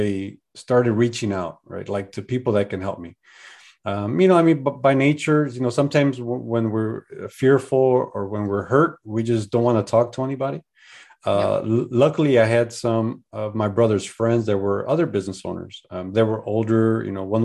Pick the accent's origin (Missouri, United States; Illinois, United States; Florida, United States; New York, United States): Illinois, United States; Chicago; moved away; also born or lived in Colorado / San Diego, California; I'm from Chicago